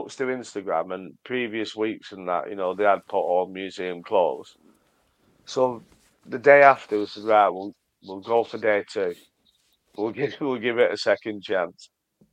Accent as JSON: {"language": "English", "country": "United Kingdom", "said": "We're British"}